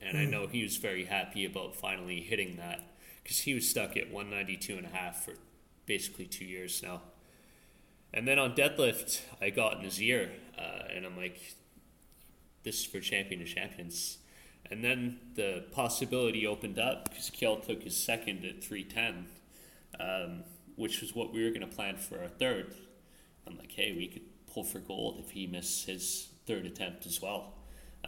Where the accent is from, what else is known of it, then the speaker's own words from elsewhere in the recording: Calgary, Alberta, Canada; my hometown of Calgary, Alberta